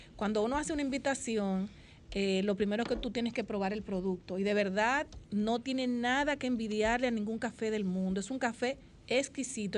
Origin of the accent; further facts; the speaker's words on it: Dominican Republic; uno como dominicano